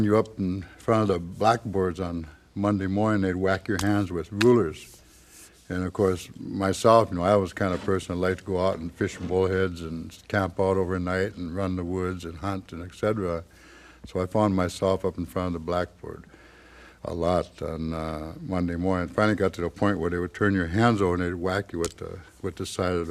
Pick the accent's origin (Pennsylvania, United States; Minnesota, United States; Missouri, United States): Minnesota, United States; White Earth Indian Reservation; born or raised there